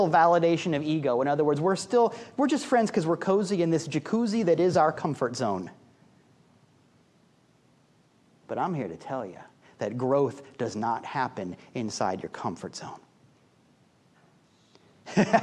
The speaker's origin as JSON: {"language": "English", "region": "Midwest", "country": "United States", "said": "I'm a Midwesterner at heart"}